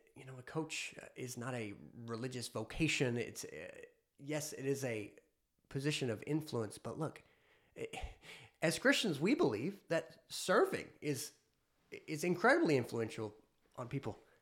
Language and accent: English; United States; as an American